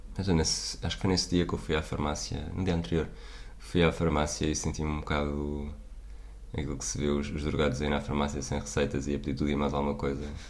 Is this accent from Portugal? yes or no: yes; Portugal